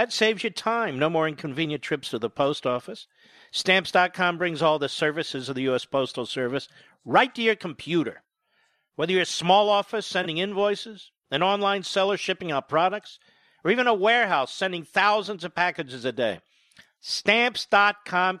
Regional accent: Philadelphia, Pennsylvania, United States; When I was a kid growing up in Philadelphia

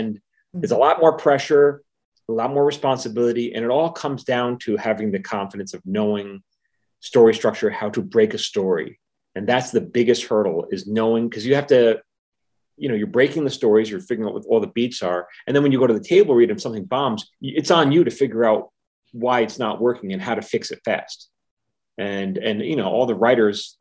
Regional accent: New York, United States; I'm from New York

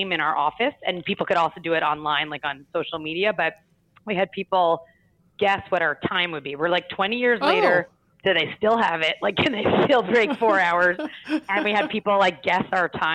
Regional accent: New York, United States; as a New Yorker

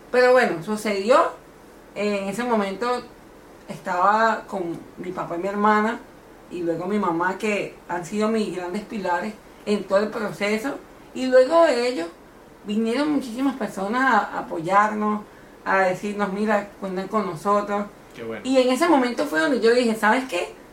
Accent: Caracas, Capital District, Venezuela; moved away; also born or lived in Miami; Yo vengo de Caracas. Okay. Yo exactamente soy de la Candelaria.

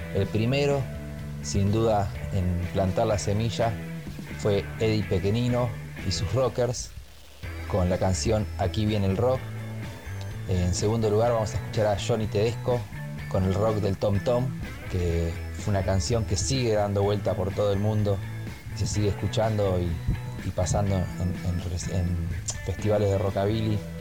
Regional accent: Argentina; nuestro país

